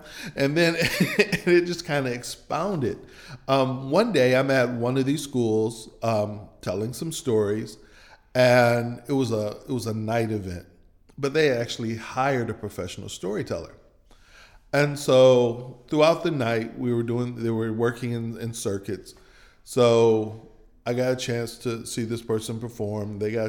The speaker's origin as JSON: {"language": "English", "region": "Michigan", "country": "United States", "tie": "born or raised there", "moved": "yes", "lives_now": "Meridian, United States", "said": "Well, I grew up in Michigan, but both of my parents are from Mississippi. My dad is from Kipper County and my mother is from Clay County."}